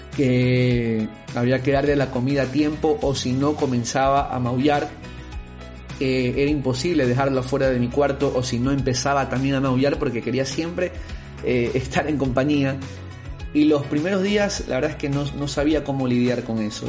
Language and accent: Spanish; Guayaquil, Guayas, Ecuador; also born or lived in Quito; con 25 años viviendo en Guayaquil en ese momento, siendo yo guayaquileño, aquí están mis amigos, mi familia